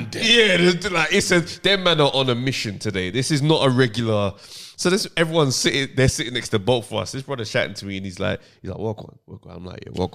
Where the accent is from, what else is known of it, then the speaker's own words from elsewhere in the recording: London, United Kingdom; my South London upbringing